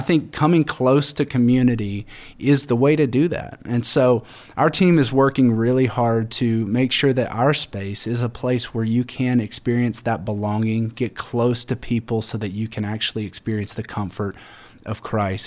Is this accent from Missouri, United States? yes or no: no; Alabama, United States; I'm from Alabama